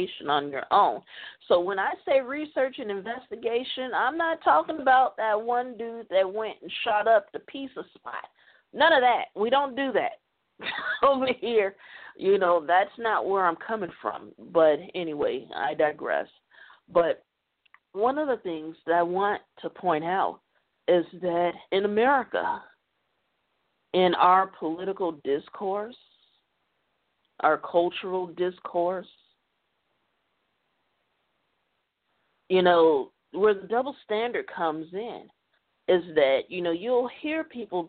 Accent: United States; I'm an American. I live here

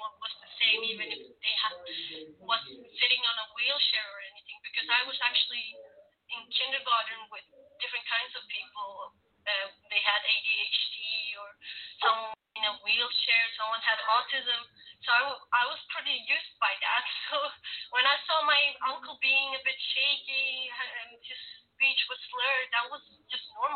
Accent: Sweden; I am originally from Sweden. I'm born and raised in Sweden

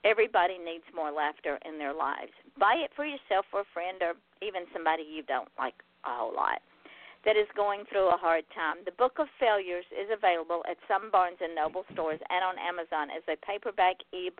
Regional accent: Georgia, United States; my home state of Georgia

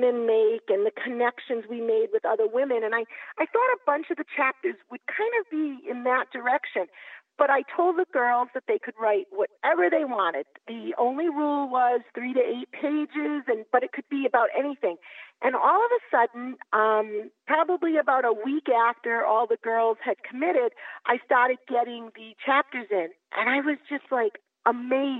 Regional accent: Massachusetts, United States; I'm from Massachusetts

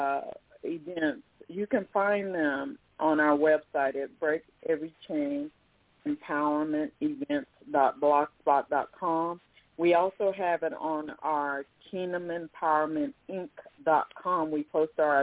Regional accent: Oklahoma, United States; moved away; also born or lived in Irving, Texas; I started out in Irving, Texas, but I grew up in Oklahoma

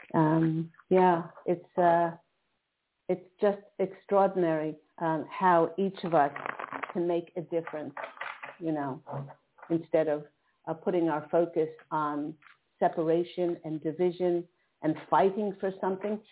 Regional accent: East Coast, United States; now in Southern California, United States; I'm in Southern California now, but I remember uh, growing up on the East Coast

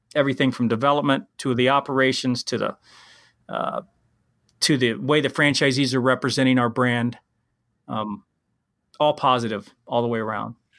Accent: Columbus, Ohio, United States; also born or lived in Wyoming; I'm from Ohio

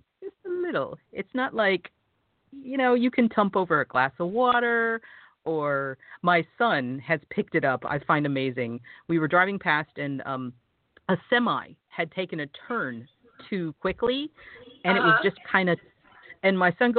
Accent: Southern Indiana, United States; now in Tucker, Georgia, United States; Tumped is actually a Southern colloquialism that I have discovered is very, very hyper local to where I was raised in Southern Indiana near Louisville, Kentucky.

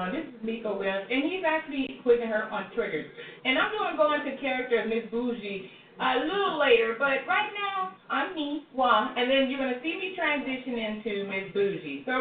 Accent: Mexico City, Mexico; moved away; also born or lived in France; I'm a Mexican actress. I come from Mexico City, the capital, and I lived in France for eight years. I speak five

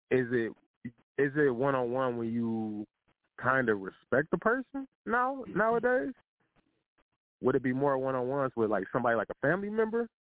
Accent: Midwest, United States; I'm I'm from the Midwest

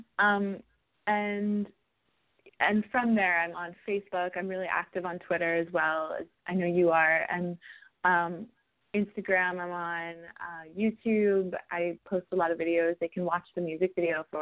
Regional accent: New York City, New York, United States; I'm a New Yorker.

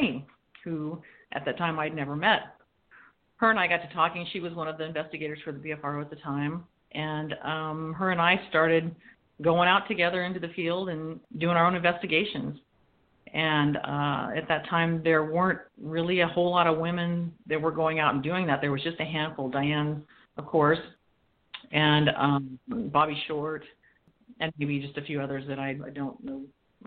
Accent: California, United States; now in Washington, United States; I'm being from California and I'm a transplant here in Washington now, where I live with Kyle

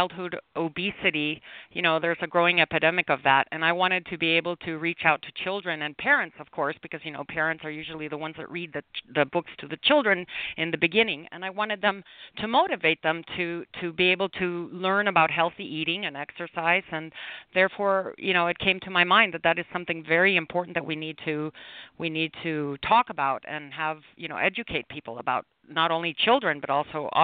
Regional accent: Mexico City, Mexico; also born or lived in Chicago, Illinois; I was born in Chicago, Illinois, and I was raised in Mexico City, Mexico

